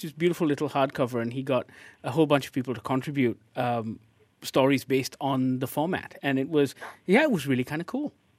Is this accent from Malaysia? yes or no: yes; Malaysia